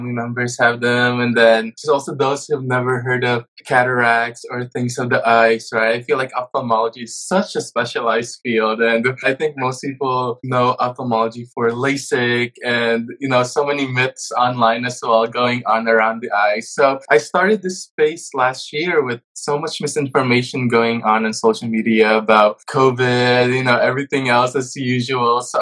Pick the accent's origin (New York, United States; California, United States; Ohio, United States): New York, United States; I'm from New York